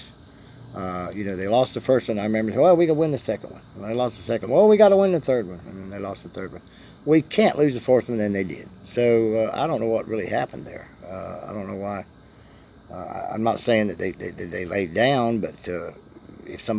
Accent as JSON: {"language": "English", "region": "Florida", "country": "United States", "said": "I'm a novice from the South. I'm a Floridian here"}